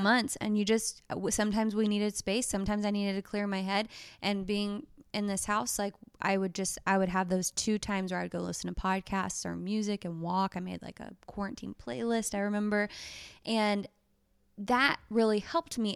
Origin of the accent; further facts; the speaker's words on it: Texas, United States; moved away as an adult; also born or lived in Bend, Oregon; we're from Texas, y'all